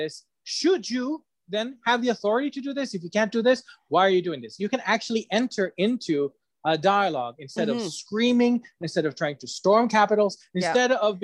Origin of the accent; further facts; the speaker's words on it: Ecuador; I come from Ecuador.